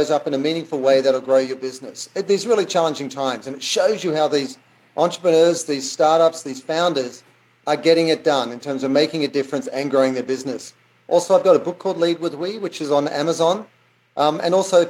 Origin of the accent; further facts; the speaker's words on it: Australia; accent: Aussie; moved away; I grew up in Australia